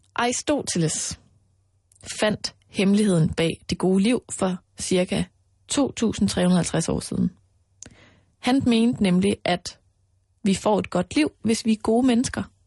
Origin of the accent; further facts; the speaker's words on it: Denmark; her hjemme i Danmark